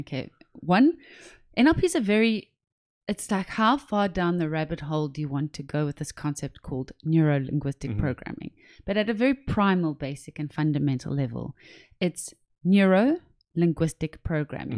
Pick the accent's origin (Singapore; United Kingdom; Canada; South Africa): South Africa; I'm from South Africa